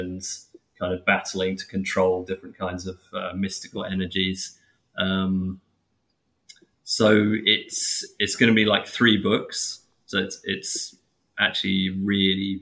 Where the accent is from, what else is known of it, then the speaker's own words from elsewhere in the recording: England, United Kingdom; I'm English